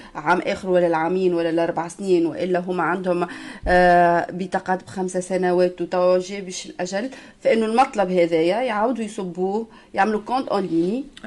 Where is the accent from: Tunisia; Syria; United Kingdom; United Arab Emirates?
Tunisia; now in France; نحن كجاليه تونسيه في الخارج